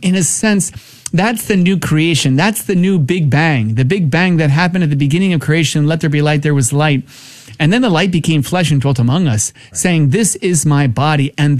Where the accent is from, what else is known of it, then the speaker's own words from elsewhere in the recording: New Jersey, United States; moved away; I'm from New Jersey, so it'll be kind of fun to have him come.